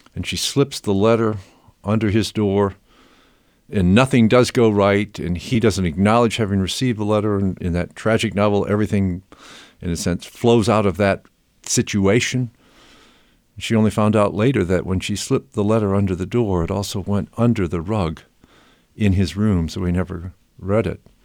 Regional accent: Rockford, Illinois, United States; my hometown of Rockford, Illinois

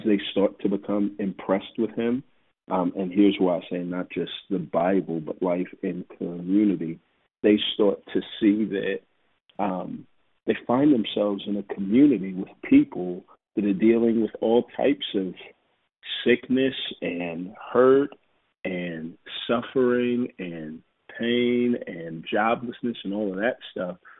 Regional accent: Houston, Texas, United States; moved away as an adult; also born or lived in Waco, Texas / Dallas, Texas; now in Atlanta, United States; I'm from Texas. You know, I was born and raised in Houston, and I spent some time in Waco, and then Dallas, and now in Atlanta

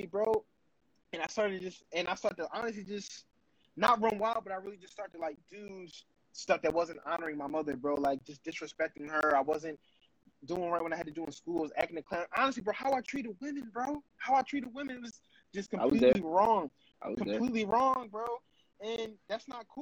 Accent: Philadelphia, Pennsylvania, United States; living in North

